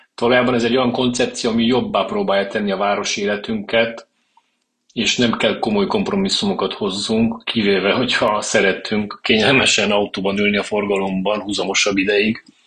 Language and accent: Hungarian; Târgu Mureș, Mureș County, Romania; also born or lived in Cluj-Napoca; Egyetem után Kolozsvárról hazaköltöztem